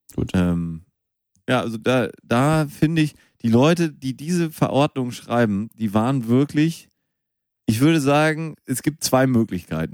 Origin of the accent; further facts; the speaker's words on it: Münster, North Rhine-Westphalia, Germany; moved away; Ich bin in Münster geboren